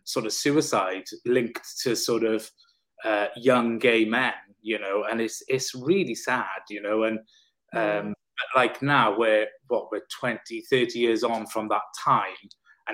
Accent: South Wales, United Kingdom; I'm from Wales. I said, you'll never tell by the accent. I said, but I'm from South Wales.

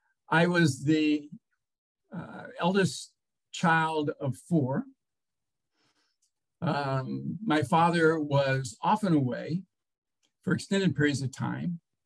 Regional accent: Portsmouth, Virginia, United States; born there; In fact, I was born in Portsmouth Naval Hospital, not too far from here.

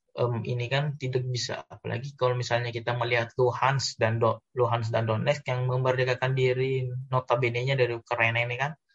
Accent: Indonesia; kita sebagai orang Indonesia

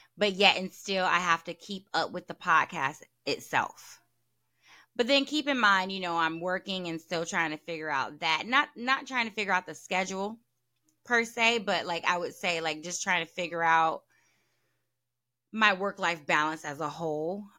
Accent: the South, United States; I'm from the South

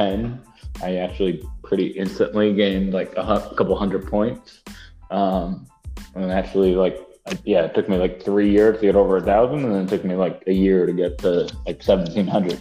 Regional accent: New York City, New York, United States; I grew up in New York City, in Manhattan on the Upper West Side, born and raised.

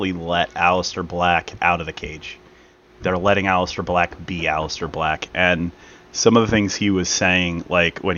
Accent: Philadelphia, Pennsylvania, United States; I am from Philadelphia and not Pittsburgh

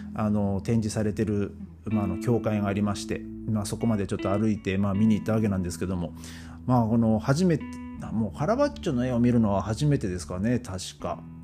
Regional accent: Gonohe, Aomori, Japan; 僕の地元のねあの青森県の五戸っていうところには馬肉鍋っていうのが、まあ、あるんですよ

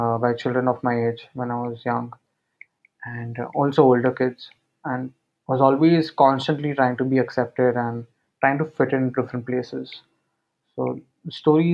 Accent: Mumbai, Maharashtra, India; I'm from Mumbai.

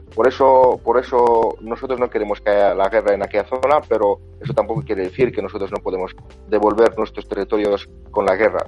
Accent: Azerbaijan; somos musulmanes y como 90% de la población es musulmana

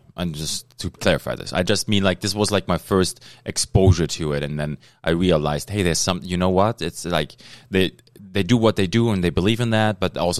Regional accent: Germany; now in Thunder Bay, Canada; I'm from Germany.

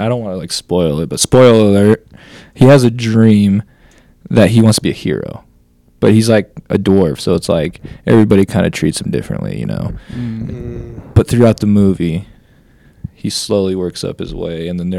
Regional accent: Glenns Ferry, Idaho, United States; I'm from Glen's Ferry

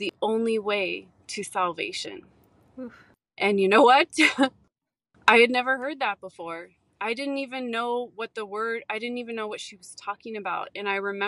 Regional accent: San Francisco Bay Area, California, United States; I grew up in the California, San Francisco Bay Area

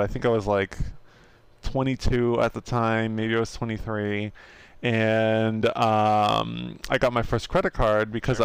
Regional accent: United States; we're American

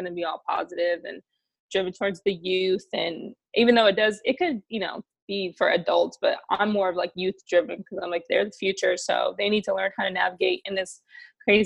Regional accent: Chicago, Illinois, United States; my hometown

